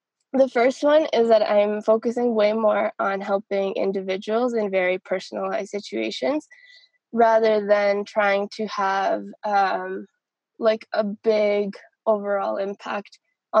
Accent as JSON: {"language": "English", "country": "Canada", "tie": "born or raised there", "also_born_or_lived": "Colombia", "moved": "as an adult", "lives_now": "Medellin, Colombia", "said": "I'm a Colombian-Canadian software engineer. I'm living right now in Medellin, Colombia, but I grew up in Canada"}